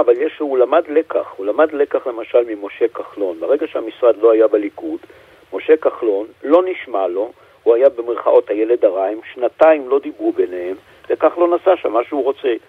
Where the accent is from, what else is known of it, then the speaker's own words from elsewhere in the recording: Jerusalem, Jerusalem District, Israel; כירושלמי, נולדתי פה, אני חי פה הרבה שנים